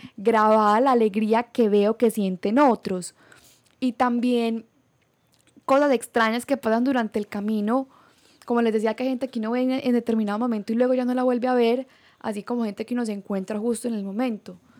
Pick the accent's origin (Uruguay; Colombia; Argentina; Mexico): Colombia; moved away as an adult; en Bucaramanga o en Colombia, nuestro país de origen